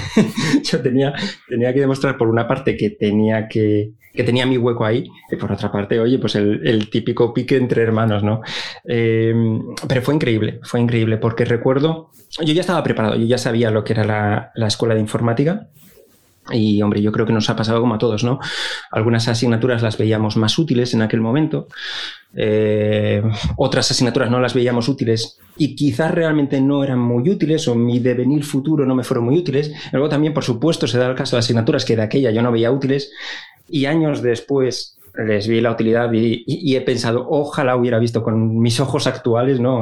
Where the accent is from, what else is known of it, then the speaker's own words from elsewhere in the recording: Avilés, Asturias, Spain; moved away as an adult; yo soy de, de Avilés, del fantástico barrio de la Luz